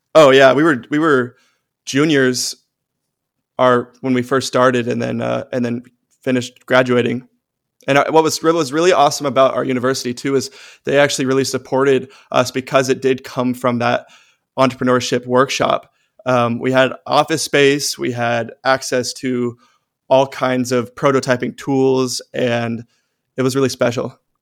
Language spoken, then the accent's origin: English; Austin, Texas, United States; my hometown of Austin